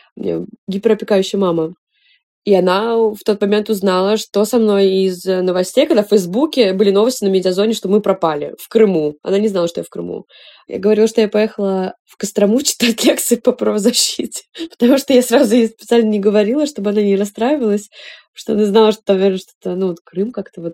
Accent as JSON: {"language": "Russian", "country": "Russia", "also_born_or_lived": "Saint Petersburg / Israel / Georgia", "moved": "as an adult", "said": "мы девушки из России"}